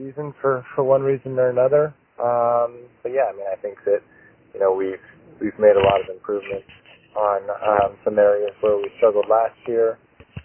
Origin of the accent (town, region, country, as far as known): California, United States; born or raised there